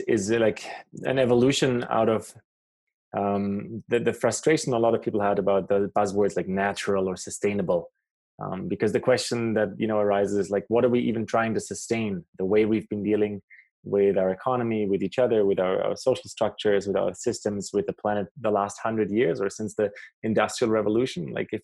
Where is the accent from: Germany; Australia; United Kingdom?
Germany; also born or lived in South America; now in Canada; I grew up in Germany. I live in Canada for a few years